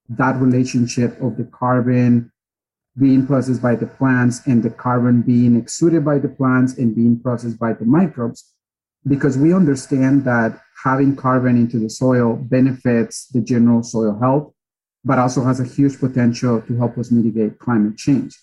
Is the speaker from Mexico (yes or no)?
yes; Mexico; moved away as an adult; also born or lived in Riverside, California / Coachella Valley, California; now in Napa County, United States; I was actually born and raised in Mexico. So I'm relatively new to the country as well.